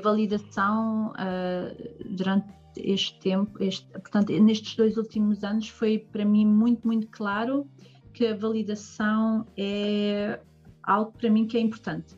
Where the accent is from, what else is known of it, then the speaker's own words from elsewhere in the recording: Portugal; now in Germany; Portugal, não é? Que é o meu país de origem